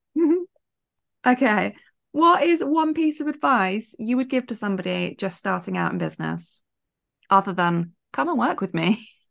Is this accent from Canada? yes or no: no; United Kingdom; as British